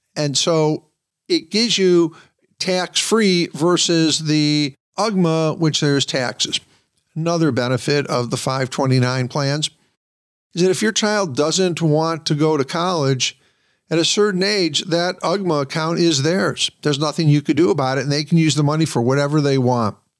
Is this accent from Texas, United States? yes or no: no; Michigan, United States; Michigan, for example, my home state